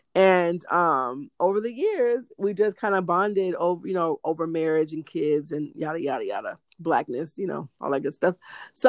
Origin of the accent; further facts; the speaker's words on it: the Northwest, Pacific Northwest, United States; moved away; From the Northwest hometown.